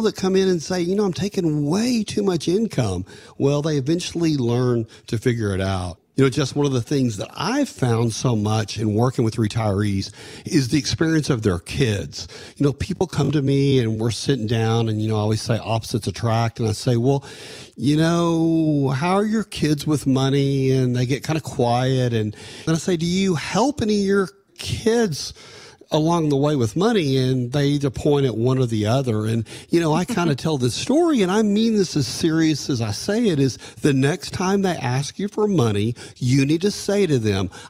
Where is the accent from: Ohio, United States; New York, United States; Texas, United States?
Texas, United States; Canyon; growing up in Canyon, Texas